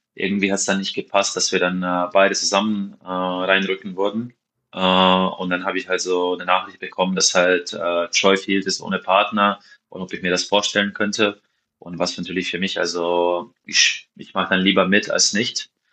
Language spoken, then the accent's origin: German; Maribor, Drava, Slovenia; German is a second language; moved away as an adult; also born or lived in Hawaii / Sweden / France / Witten; da ich ja hier aufgewachsen bin in Maribor